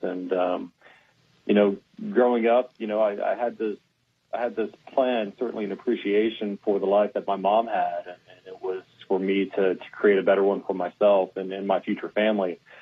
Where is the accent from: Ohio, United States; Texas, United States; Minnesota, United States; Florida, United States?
Texas, United States; Houston; born and raised in Houston